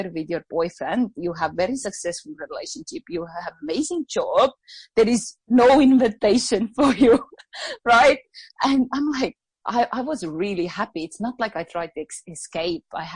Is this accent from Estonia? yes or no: yes; Estonia; English is a second language; moved away as an adult; now in Australia; when I grew up back in Estonia, English didn't come really easily for me